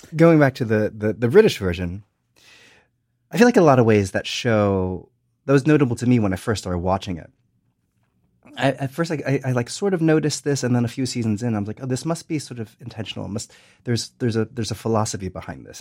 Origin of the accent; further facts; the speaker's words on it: United States; I watch it as an American.